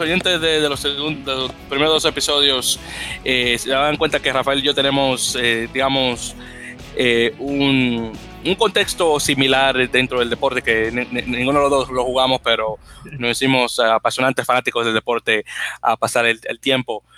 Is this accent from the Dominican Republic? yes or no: yes; Dominican Republic; como dominicano que soy